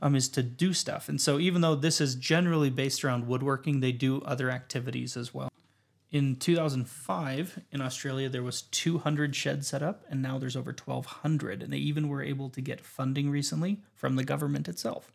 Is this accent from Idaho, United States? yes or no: no; Windsor, Colorado, United States; I'm from Windsor, Colorado